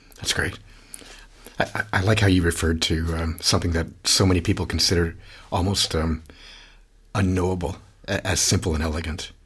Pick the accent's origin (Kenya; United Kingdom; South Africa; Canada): Canada; now in Australia; as a Canadian